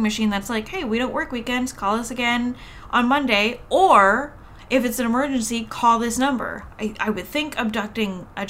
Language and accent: English; Canada; we're Canadian